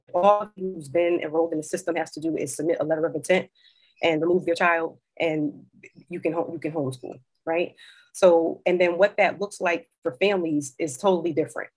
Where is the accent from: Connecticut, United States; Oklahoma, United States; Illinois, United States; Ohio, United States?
Connecticut, United States; New Haven; moved away; also born or lived in Maryland / Philadelphia; now I'm back in New Haven, Connecticut, which is my hometown